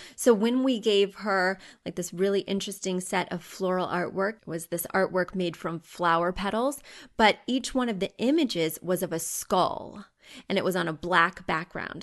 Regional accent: Missouri, United States; moved away; I grew up in Missouri

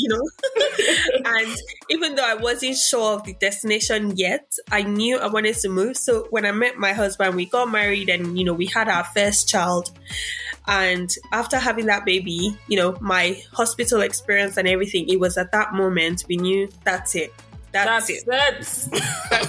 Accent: Nigeria; now in Australia; as Nigerian immigrants

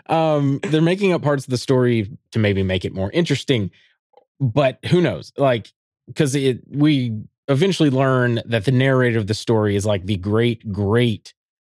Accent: Alabama, United States; I was from being from Alabama, I was just like, this is so easy to read.

